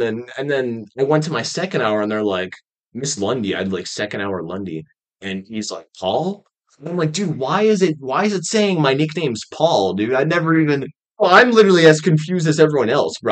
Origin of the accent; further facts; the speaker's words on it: Michigan, United States; also born or lived in Raleigh, North Carolina; I was born in Raleigh, North Carolina. And uh, I lived there for a year and then I then I moved to um Michigan and I've been there ever since